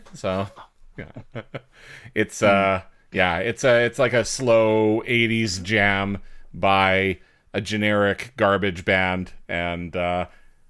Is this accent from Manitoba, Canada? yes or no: yes; Winnipeg, Manitoba, Canada; now in Toronto, Canada; we grew up in Winnipeg